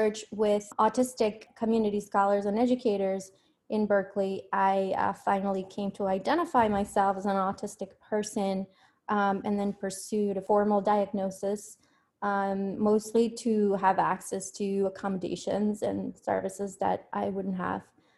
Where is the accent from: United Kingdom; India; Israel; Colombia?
Colombia; moved away as an adult; also born or lived in Spain / United States; I was born and raised in Colombia, but I went to Spain for my undergrad.